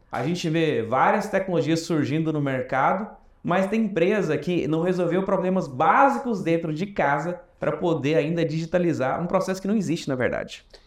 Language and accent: Portuguese; Goiás, Brazil; moved away; da minha terra lá, né, de, de, de Goiás